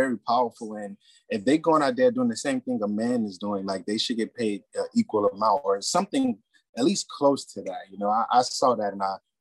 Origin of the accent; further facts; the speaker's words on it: Bahamas; I'm actually from the Bahamas